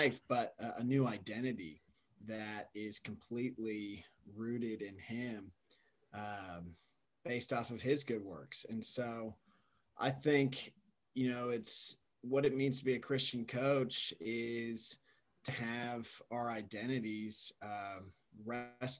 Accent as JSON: {"language": "English", "town": "Austin", "region": "Texas", "country": "United States", "tie": "born or raised there", "also_born_or_lived": "Alaska / Germany / Singapore", "moved": "as an adult", "said": "I was born and raised in Austin, Texas."}